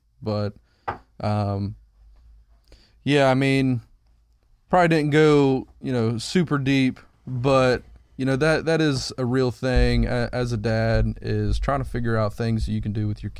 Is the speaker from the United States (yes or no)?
yes; Ohio, United States; Because we're from Ohio, and that's where you go.